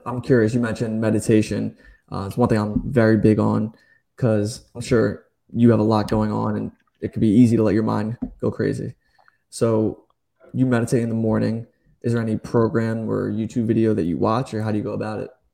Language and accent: English; New Jersey, United States; moved away as an adult; now in Charleston, United States; I'm from New Jersey, just moved to Charleston.